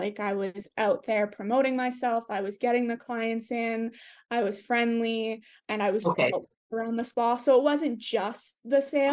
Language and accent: English; Canada; as a Canadian